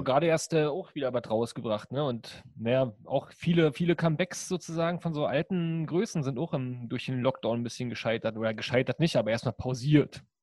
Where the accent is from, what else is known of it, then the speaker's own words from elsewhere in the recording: East Germany, Germany; bei uns in der DDR